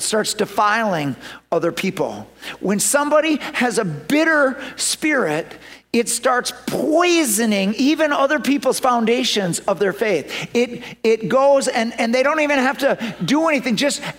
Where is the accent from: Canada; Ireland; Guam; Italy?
Ireland; So, I'm Irish.